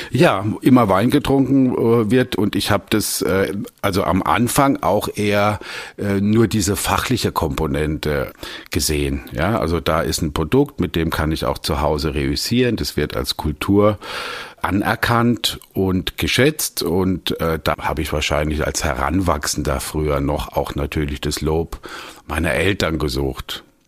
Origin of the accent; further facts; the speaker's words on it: Landau, Rhineland-Palatinate, Germany; ich komme aus Landau, das ist die größte weinbautreibende Gemeinde